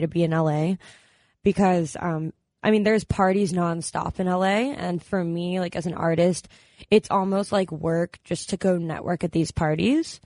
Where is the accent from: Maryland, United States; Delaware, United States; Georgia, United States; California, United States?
Maryland, United States; now in Los Angeles, United States; I'm from Maryland originally.